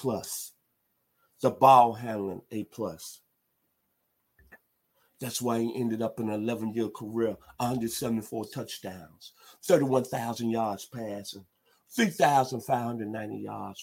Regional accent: Memphis, Tennessee, United States; now in Atlanta, United States; my hometown, the 901 Memphis, Tennessee

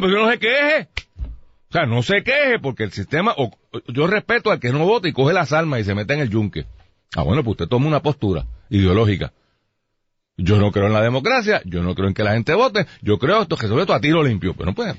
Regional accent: Puerto Rico

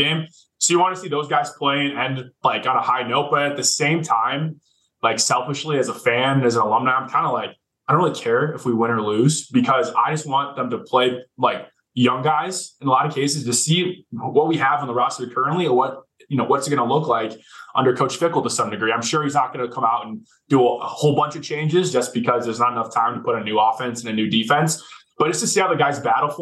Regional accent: Michigan, United States; moved away as an adult; also born or lived in Wisconsin; growing up in Michigan

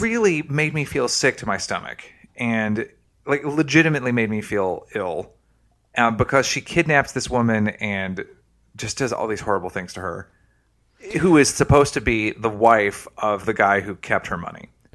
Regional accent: Tennessee, United States; I'm from Tennessee

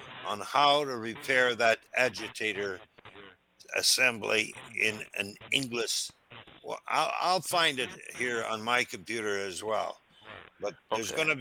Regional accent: Timmins, Ontario, Canada; now in United States; I'm from Timmins

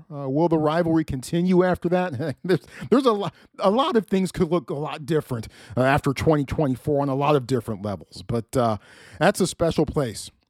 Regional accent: Oklahoma, United States; moved away; Oklahoma, my home state.

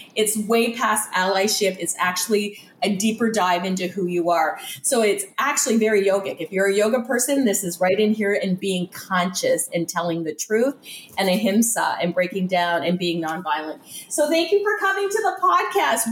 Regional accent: just outside of Toronto, Ontario, Canada; now in Windsor, Canada; I grew up just outside of Toronto

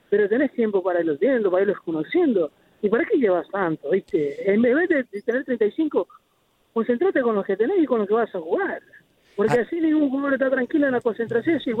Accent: Mexico; Ahora, a mí yo soy mexicano

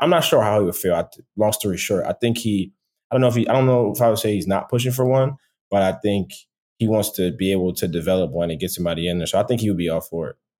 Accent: Philadelphia, Pennsylvania, United States; moved away as an adult; also born or lived in Boston; now in Atlanta, United States; I'm from Philadelphia originally

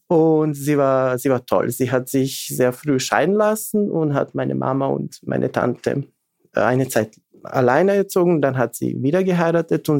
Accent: Bor, eastern Serbia, Serbia; German is a second language; moved away as an adult; now in Vienna, Austria; ich bin geboren äh, 83 eben in Bor. Das ist Ostserbien.

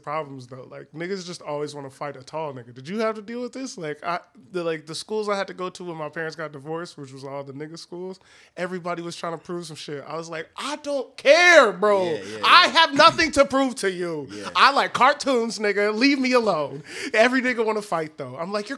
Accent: Detroit, Michigan, United States; I'm from Detroit

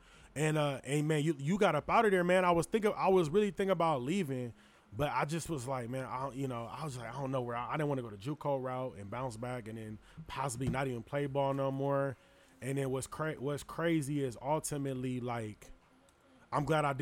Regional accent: California, United States; I'm from Cali.

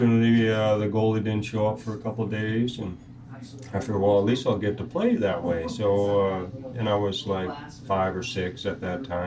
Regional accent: Minnesota, United States; moved away as an adult; now in St. Louis, United States; I'm from Minnesota originally.

